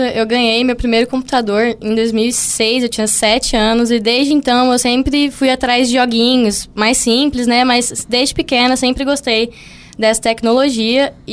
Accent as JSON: {"language": "Portuguese", "region": "São Paulo", "country": "Brazil", "lives_now": "Mato Grosso do Sul, Brazil", "said": "É, aqui, eu sou do estado de São Paulo, né?"}